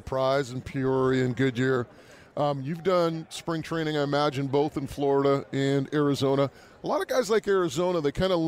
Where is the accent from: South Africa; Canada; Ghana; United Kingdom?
Canada; New Westminster, British Columbia; my hometown of New Westminster